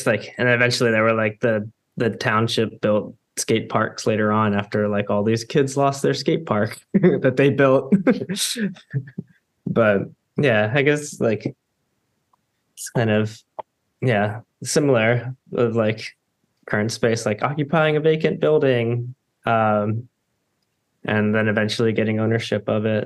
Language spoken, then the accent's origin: English; Houston, Texas, United States; now in Baltimore, United States; I grew up in Houston, and came to Baltimore in 2001